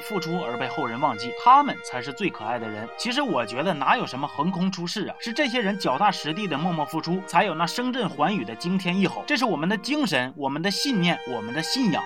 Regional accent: China; 我们中国人民

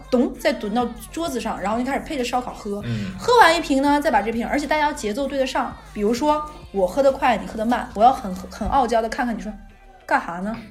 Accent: Northeast China, China; 我们东北人

